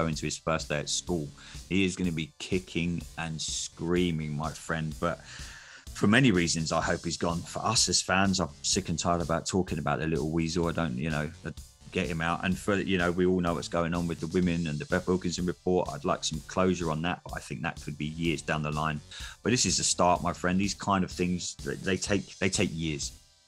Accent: England, United Kingdom; I am English

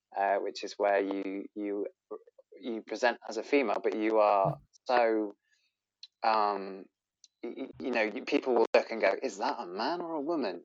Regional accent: Bristol, South West England, United Kingdom; I'm a crossdresser from Bristol

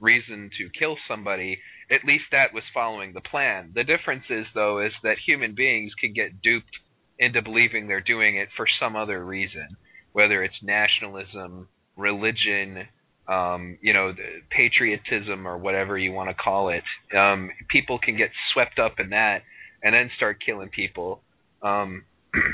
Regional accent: United States; I am American, asshole. I'm a Native American

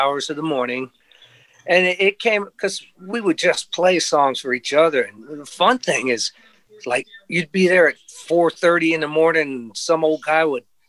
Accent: Long Island, New York, United States; moved away as an adult; also born or lived in Sarasota, Florida; now in Nashville, United States; I'm from New York originally, Long Island, New York

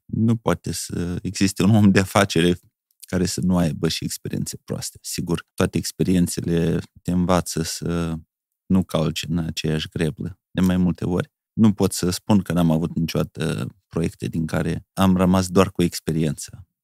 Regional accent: Bahmut, Călărași District, Moldova; eu am locuit în Bahmut, este o localitate extraordinară

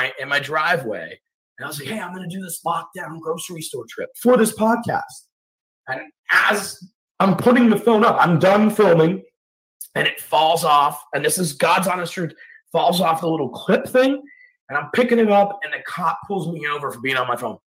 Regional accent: Scotland, United Kingdom; now in Atlanta, United States; Previous to the United States, I'm from Scotland

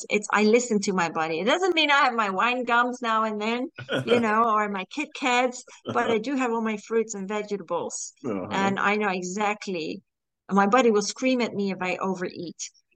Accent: Singapore; also born or lived in Malaysia; Yeah, I grew up in Singapore, Malaysia, so that's different too.

